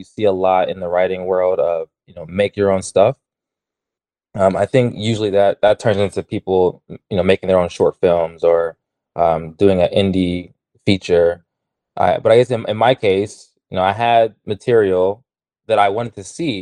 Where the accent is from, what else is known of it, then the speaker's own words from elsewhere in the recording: Baltimore, Maryland, United States; moved away as an adult; also born or lived in Arkansas / Texas; now in Los Angeles, United States; I'm originally from Baltimore, Maryland, and I've been moving west ever since college